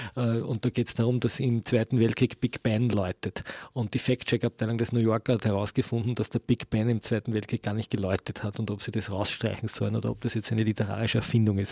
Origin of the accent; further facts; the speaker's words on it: Austria; bei uns in Österreich